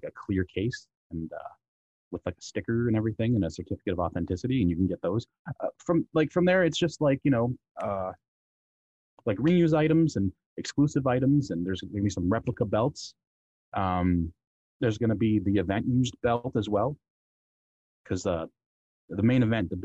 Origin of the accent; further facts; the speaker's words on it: Canada; Me being a Canadian